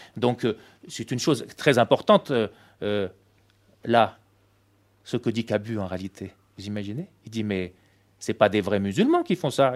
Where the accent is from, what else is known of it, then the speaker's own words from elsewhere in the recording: Tunisia; moved away; comme je suis né en Tunisie